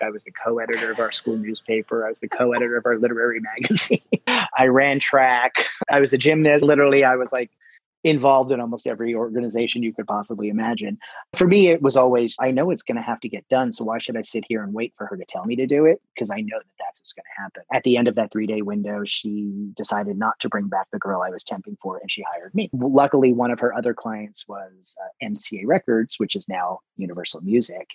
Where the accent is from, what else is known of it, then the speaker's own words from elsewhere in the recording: New Jersey, United States; I'm from Jersey